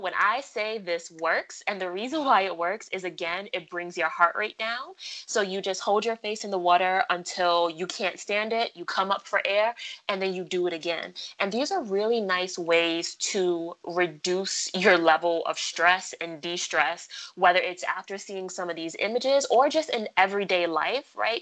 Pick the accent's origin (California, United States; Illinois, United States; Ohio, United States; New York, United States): New York, United States; New York City; I'm from Brooklyn. Brooklyn, we go hard. Best city on the earth. Shout out to my borough.